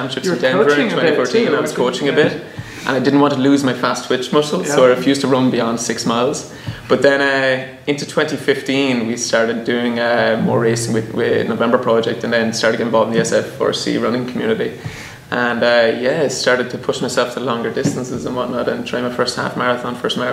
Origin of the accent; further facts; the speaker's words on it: southeast of Ireland, Ireland; moved away as an adult; now in San Francisco, United States; I'm an Irish fellow that moved here to San Francisco 4 years ago. Grew up on a dairy farm back in the southeast of Ireland.